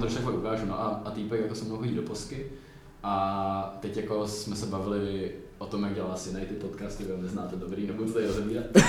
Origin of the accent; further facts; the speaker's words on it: Czechia; my jako mladí Češi